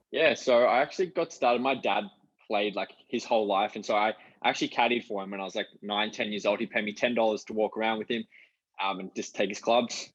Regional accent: Canberra, Australian Capital Territory, Australia; now in Gold Coast, Australia; we grew up together in Canberra.

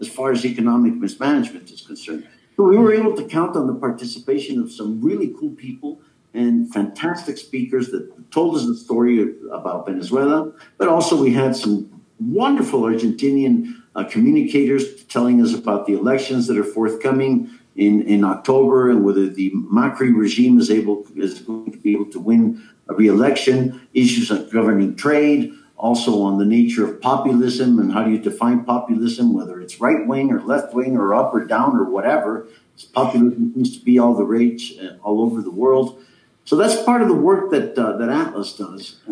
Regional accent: Mexico; I'm from Mexico.

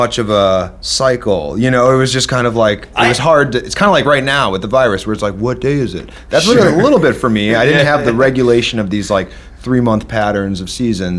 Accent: Midwest, United States; Growing up in the Midwest, you don't see that stuff.

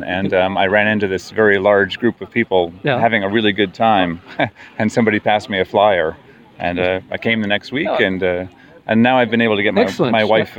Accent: New York City, New York, United States; now in Gex, France; I'm a New Yorker, born and bred.

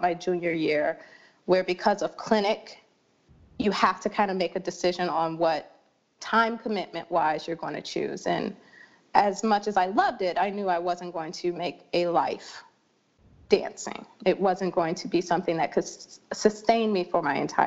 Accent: Detroit, Michigan, United States; I grew up in Detroit, Michigan

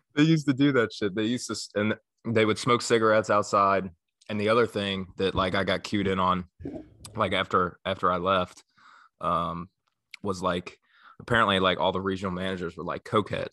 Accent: northern Kentucky, United States; I'm from the Midwest. I'm from, like, northern Kentucky, like, close to Cincinnati

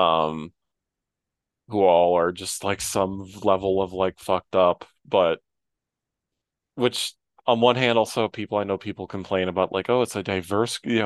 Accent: Midwest, United States; moved away; someone who is a former Midwesterner

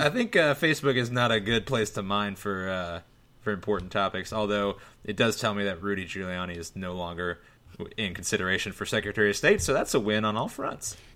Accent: South Florida, United States; I'm from South Florida

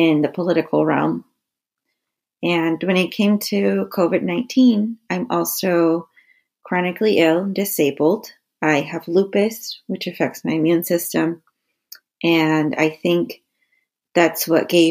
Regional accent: Peru; now in Toledo, United States; I am from Peru

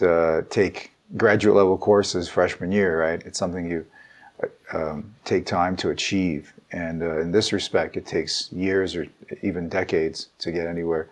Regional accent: United States; also born or lived in Ukraine; I started first grade in the United States. I grew up in the American educational system, but I was born in the Soviet Union. So my family came here when I was 7 years old.

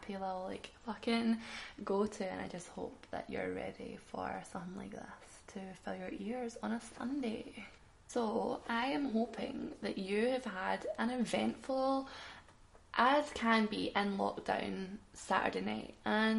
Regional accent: Glasgow, Scotland, United Kingdom; I'm a Glaswegian

